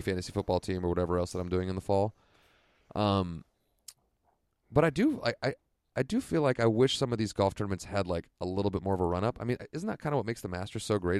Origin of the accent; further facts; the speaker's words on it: Santa Rosa, California, United States; here in my hometown of Santa Rosa